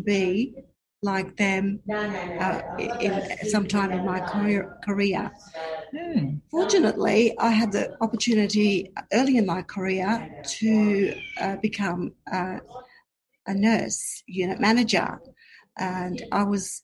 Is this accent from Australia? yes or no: yes; South Burnett, Queensland, Australia; also born or lived in Brisbane, Australia; I grew up in the South Burnett, born and bred, lived on acreage, quite a big farm with cattle